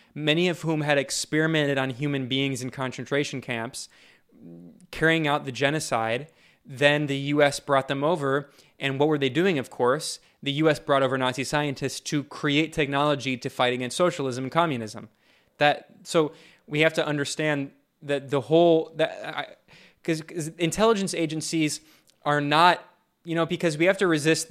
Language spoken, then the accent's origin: English; United States; moved away; I'm an American and I'm and and I'm deeply ingrained within that U.S. cultural system and society